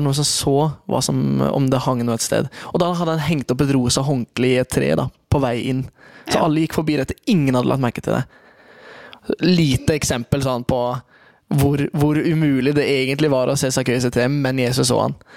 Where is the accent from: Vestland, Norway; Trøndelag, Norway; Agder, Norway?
Agder, Norway; Kristiansand; jeg er fra Kristiansand, og eh, der er det det er nok det i flere steder i Norge, men midt i bibelbeltet så er det et veldig tydelig skille.